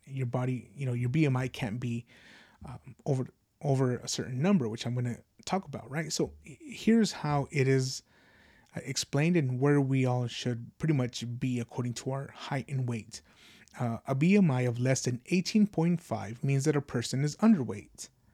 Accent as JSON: {"language": "English", "country": "United States", "said": "as an American"}